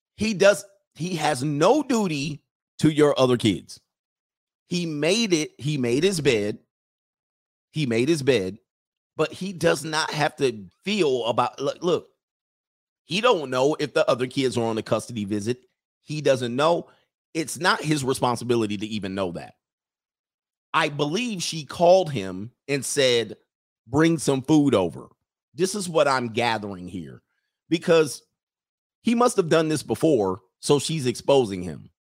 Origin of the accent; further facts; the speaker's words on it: California, United States; moved away as an adult; also born or lived in Utah / Long Island, New York; I'm a Californian for life